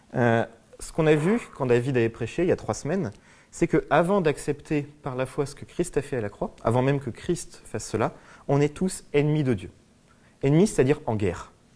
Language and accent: French; France; je suis français